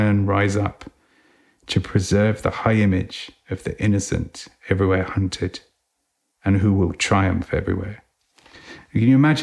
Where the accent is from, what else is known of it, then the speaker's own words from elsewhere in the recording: England, United Kingdom; We read it as English people